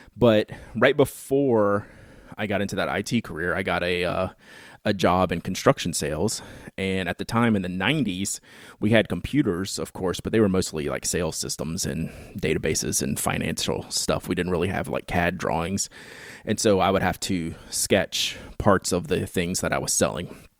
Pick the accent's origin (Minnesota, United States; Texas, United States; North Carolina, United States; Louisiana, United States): Louisiana, United States; Baton Rouge; I grew up in Baton Rouge, Louisiana, which is the home of Louisiana State University